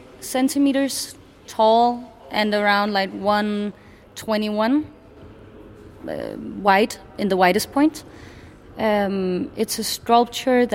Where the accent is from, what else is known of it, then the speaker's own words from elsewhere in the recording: Copenhagen, Capital Region of Denmark, Denmark; moved away as an adult; also born or lived in Bornholm; now in Oslo, Norway; I'm from Copenhagen, but I study on Bornholm